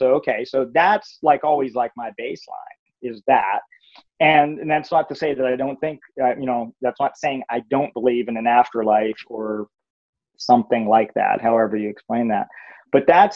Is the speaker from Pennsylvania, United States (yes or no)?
yes; Pennsylvania, United States; moved away as an adult; I grew up in Pennsylvania